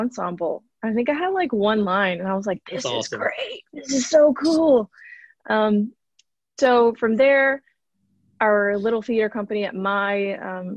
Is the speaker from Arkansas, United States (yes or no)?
yes; Arkansas, United States; accent: Arkansas; I grew up in Arkansas